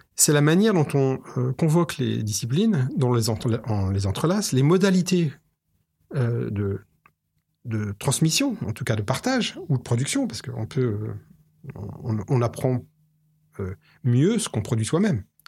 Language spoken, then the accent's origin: French; France; En France, on aime